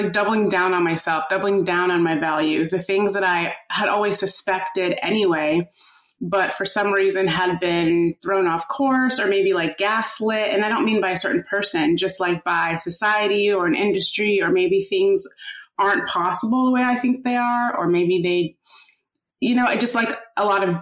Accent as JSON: {"language": "English", "region": "Midwest", "country": "United States", "tie": "born or raised there", "moved": "yes", "lives_now": "New York, United States", "said": "I grew up in the Midwest and I had just like really good friends growing up. And then I moved to New York"}